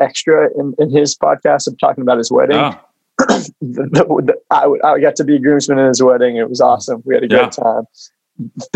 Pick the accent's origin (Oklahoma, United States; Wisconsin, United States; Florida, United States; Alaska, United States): Oklahoma, United States; I'm from Oklahoma